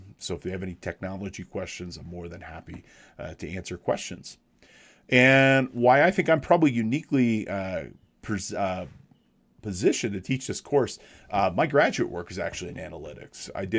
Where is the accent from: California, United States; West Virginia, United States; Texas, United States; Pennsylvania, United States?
California, United States; Big Bear Lake; I am a licensed CPA out west. I'm from Big Bear Lake, California. I'm about an hour or so north and east of Los Angeles downtown up in the mountains here in the Sierra Nevadas, about 7,000 feet.